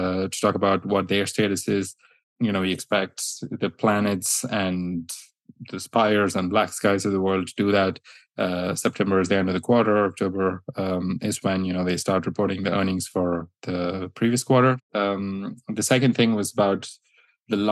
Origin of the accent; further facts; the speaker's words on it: India; I come from India myself